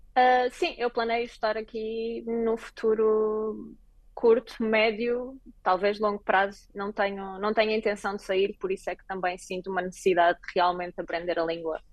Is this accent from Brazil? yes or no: no; Portugal; moved away as an adult; also born or lived in Lisbon; now in Berlin, Germany; virei uma portuguesa pelo mundo